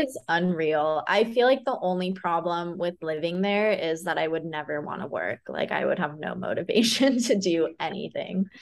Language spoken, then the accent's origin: English; California, United States; now in Austin, United States; I'm from California and I'm such a beach girl